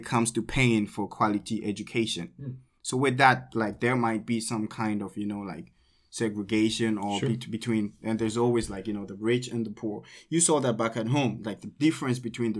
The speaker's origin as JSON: {"language": "English", "country": "Ghana", "second_language": "English", "moved": "yes", "lives_now": "South Korea", "said": "I'm from Ghana"}